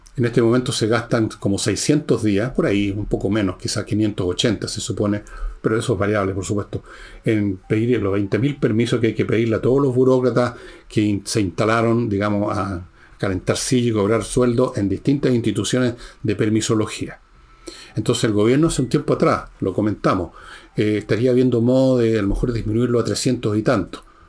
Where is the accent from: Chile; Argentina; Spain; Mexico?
Chile